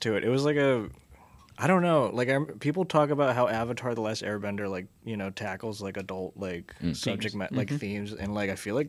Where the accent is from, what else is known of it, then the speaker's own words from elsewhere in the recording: United States; as an American kid